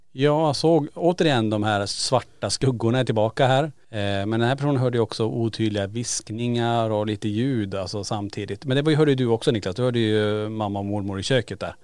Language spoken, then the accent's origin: Swedish; Kiruna, Norrbotten County, Sweden; vi är tillbaka i Kiruna där allting börjar i lägenheten på Rönnplan i Kiruna. Och eh, där vi växte upp